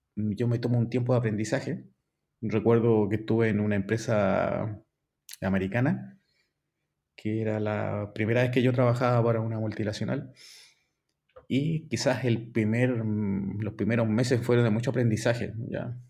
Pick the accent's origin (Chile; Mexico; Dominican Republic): Chile; Valparaíso; soy chileno, ¿ya? tengo 48 años. Soy originario de Valparaíso